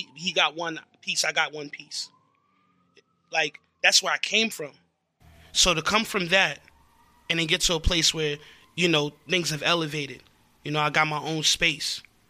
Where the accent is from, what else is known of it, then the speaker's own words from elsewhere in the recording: Elmont, New York, United States; I come from Elmont, Long Island, small town.